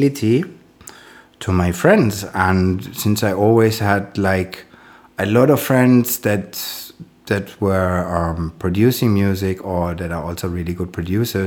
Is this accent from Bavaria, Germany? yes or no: no; Frankfurt, Hesse, Germany; English is a second language; now in Berlin, Germany; I'm born in Frankfurt and I grew up in Frankfurt. So I'm German.